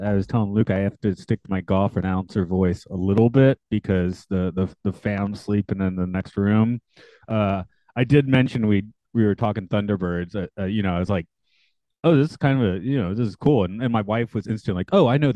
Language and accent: English; United States; I'm the American, so I'm the odd one out here.